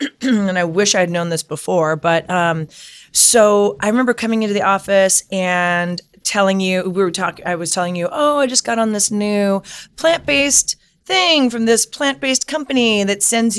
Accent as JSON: {"language": "English", "region": "California", "country": "United States", "tie": "born or raised there", "also_born_or_lived": "New York", "said": "I was born and raised here in California. So I moved to New York for 10 years."}